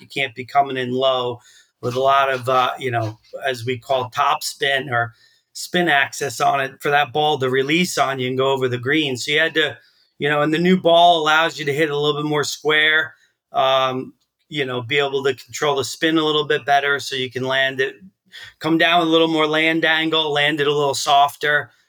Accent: Long Island, New York, United States; moved away as an adult; also born or lived in Texas; now in Vermont, United States; I grew up in Texas. I grew up on Long Island

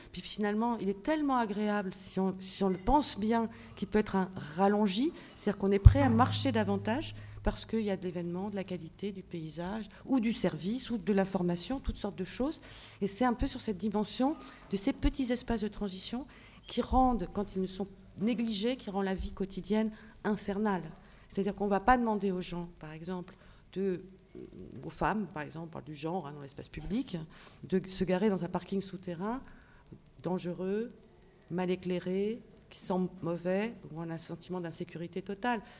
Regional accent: Paris, Île-de-France, France; Moi, à Lyon, j'arrive, je suis parisienne

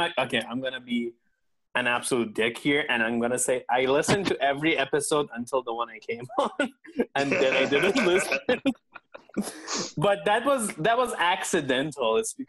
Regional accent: Norway; I'm from Norway, so it's gonna be a lot of fun.

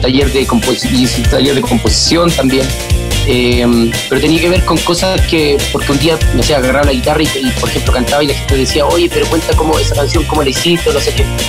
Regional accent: Chile; nosotros como chilenos

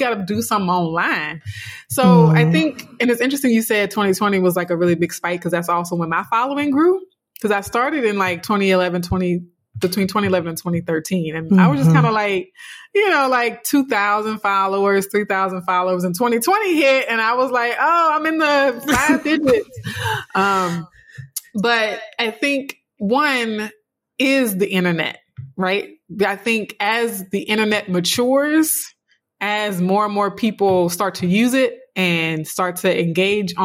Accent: South Louisiana, United States; a dark-skinned, you know, Black girl growing up in South Louisiana

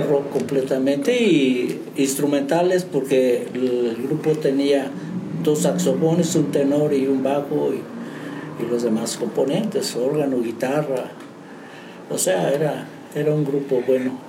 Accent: San Martín Chalchicuautla, San Luis Potosí, Mexico; moved away as an adult; now in San Juan del Río, Mexico; De San Martín, Chalchihuapla, San Luis Potosí, la Huasteca Potosina.

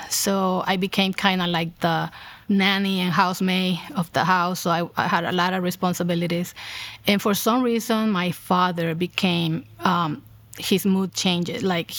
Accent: El Salvador; also born or lived in New York; I was born in New York and my parents met in New York City. When I was 4 years old, my parents moved back to El Salvador. That's where they're from. So I pretty much, my whole childhood, I live in El Salvador.

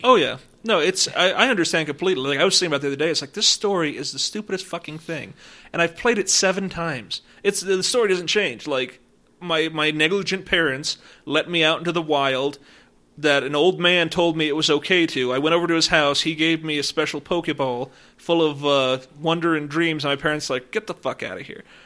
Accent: Woodland Park, Colorado, United States; I grew up in Woodland Park

